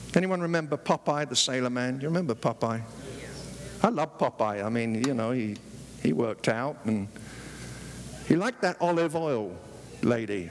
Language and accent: English; London, United Kingdom; moved away as an adult; now in United States; When I was growing up in the East End of London